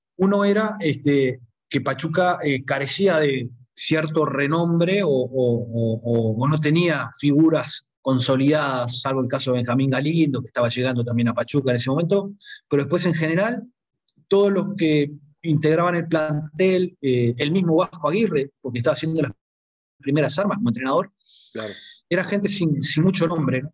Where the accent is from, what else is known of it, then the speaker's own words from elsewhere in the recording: Uruguay; moved away as an adult; yo como uruguayo, acá el territorio es a nivel del mar, los uruguayos siempre sufrimos mucho con el tema de la altura